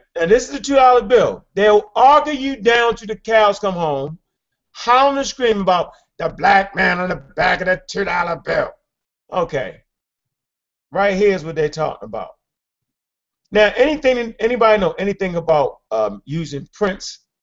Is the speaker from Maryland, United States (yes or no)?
yes; Baltimore, Maryland, United States; I'm from Baltimore